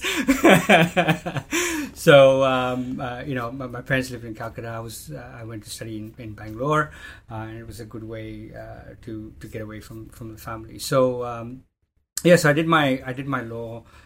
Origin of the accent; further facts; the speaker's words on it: Jordan; moved away as an adult; also born or lived in India / United States; now in Melbourne, Australia; I grew up in Jordan in the in the Middle East